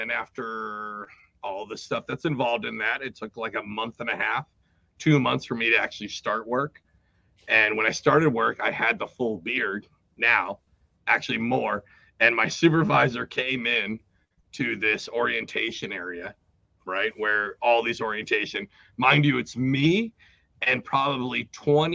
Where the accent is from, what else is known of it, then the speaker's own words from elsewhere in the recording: Seattle, Washington, United States; moved away as an adult; also born or lived in South Jersey; I grew up 18 years in Seattle and joined the military